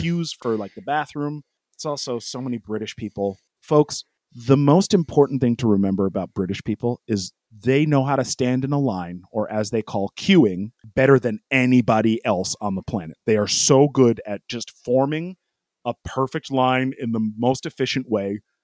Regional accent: United States; I'm an American

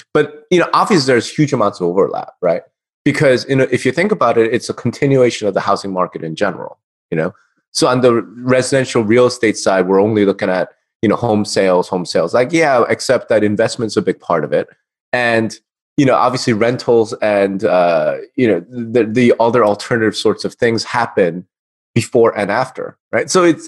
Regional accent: New Jersey, United States; moved away as an adult; also born or lived in Texas; now in Las Vegas, United States; I consider myself a Texan anyway, because even though I'm a refugee from New Jersey, I fled to Texas in 2011, but I'm not there now. I'm in Vegas

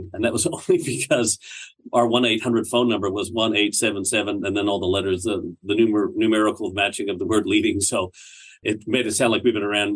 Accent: Canada; moved away as an adult; also born or lived in Barrie, Ontario; now in Australia; I live in Australia now. As a Canadian, I was back in Canada in a place called Barrie, Ontario.

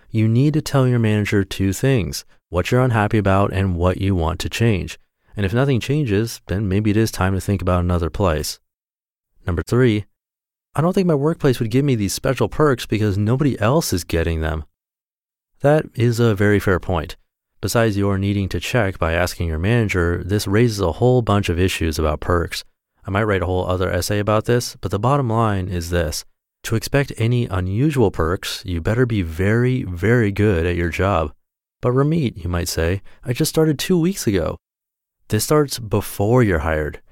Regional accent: Orange County, California, United States; I was born in Orange County, California, actually in a hospital just a couple miles from here

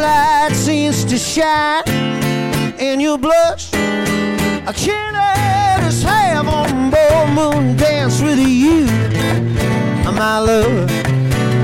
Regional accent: Northern Ireland, United Kingdom; I'm a man from Northern Ireland

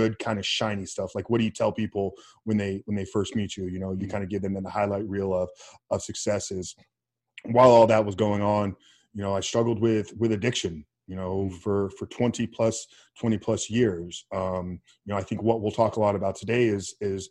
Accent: Tampa, Florida, United States; born and raised in Tampa, Florida

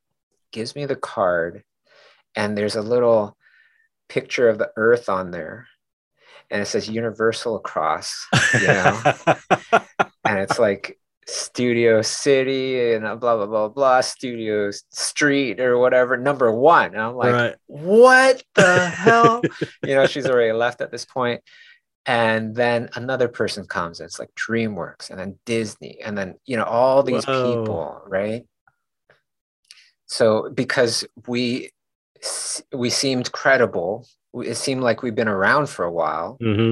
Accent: Canada; Kay and I were just like, oh, that's because we're from Canada, you know, instead of saying we're new.

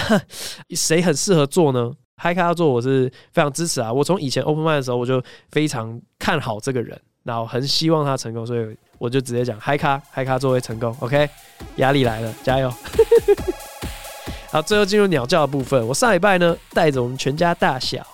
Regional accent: Taiwan; also born or lived in United States; 我是台湾人，我根本不，不是美国人

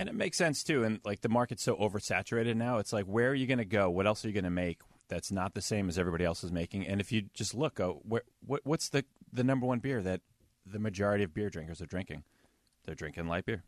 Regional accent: New York City, New York, United States; moved away; also born or lived in Chatham; I'm from Brooklyn

